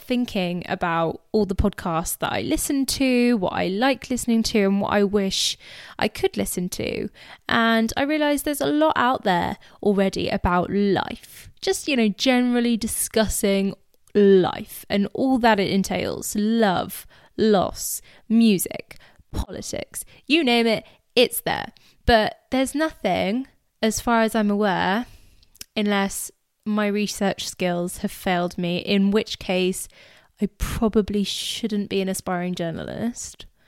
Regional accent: England, United Kingdom; I was born and raised in England, but I am of Indian heritage

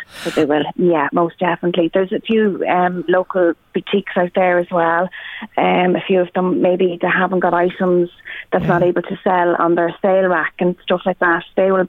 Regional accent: Drogheda, Leinster, Ireland; now in Tullyallen, Ireland; I'm based in Tully Allen, so I'm originally from Drogheda but based in Tully Allen.

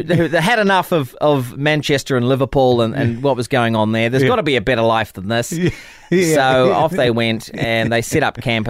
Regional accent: New Zealand; we might come from this place, you know, next stop Antarctica

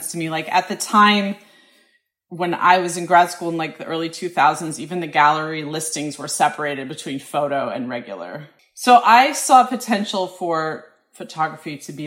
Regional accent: Colorado, United States; moved away as an adult; also born or lived in Syracuse, New York / Hudson, New York; now in Brooklyn, United States; I grew up in Colorado, and our family spent a lot of time hiking

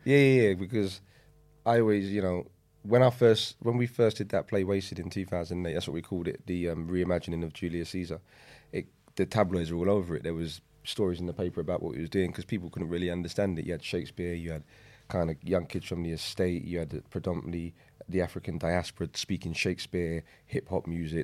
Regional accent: London, United Kingdom; I grew up in East London, um, on a, on a state

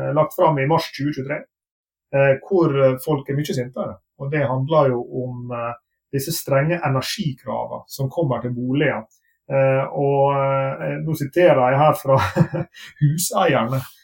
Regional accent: Sunnmøre coast, Møre og Romsdal, Norway; moved away; also born or lived in Bergen; bodde på uh, sunnmørskysten, der jeg kommer fra

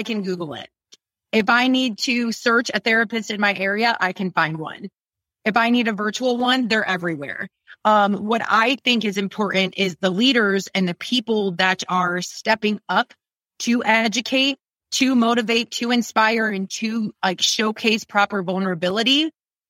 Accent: Ohio, United States; also born or lived in New York; now in Austin, United States; born and raised in Ohio

